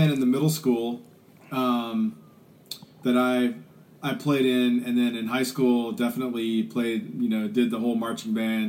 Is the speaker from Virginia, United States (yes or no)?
yes; Richmond, Virginia, United States; also born or lived in Sandston, Virginia; I'm a native of Richmond, Virginia. I grew up in the East End. My dad was an air traffic controller at the airport. He wanted to live close to the airport. So I grew up in Sandston, went to Highland Springs High School